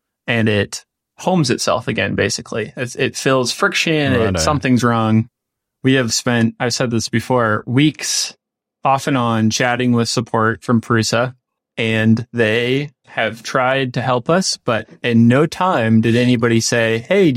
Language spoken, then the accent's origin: English; Midwest, United States; being a Midwesterner in the United States